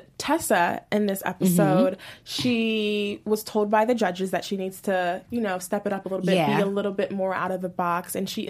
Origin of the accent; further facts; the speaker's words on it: Maryland, United States; So I'm from Maryland.